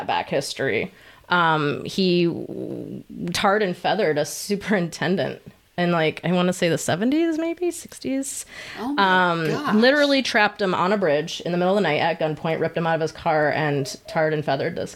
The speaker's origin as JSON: {"language": "English", "town": "Howell", "region": "Michigan", "country": "United States", "tie": "born or raised there", "lives_now": "Hartland, United States", "said": "I grew up in Howell"}